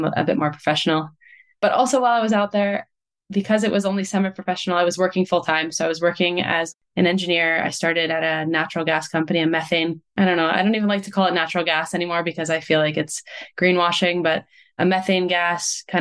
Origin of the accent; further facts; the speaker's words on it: Montclair, New Jersey, United States; moved away as an adult; also born or lived in Rhode Island; now in Italy; I grew up in Montclair, New Jersey